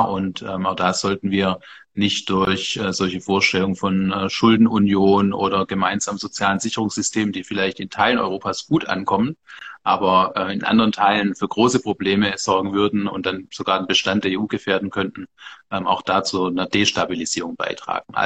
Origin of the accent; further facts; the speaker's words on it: Bavaria, Germany; born there; Also ich bin gebürtiger Bayer, ich arbeite als CDUler in einem CSU-Ministerium